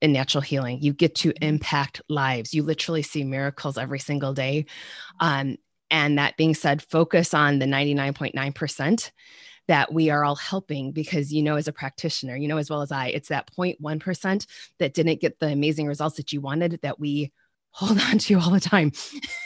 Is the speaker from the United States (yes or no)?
yes; Michigan, United States; I'm from Michigan.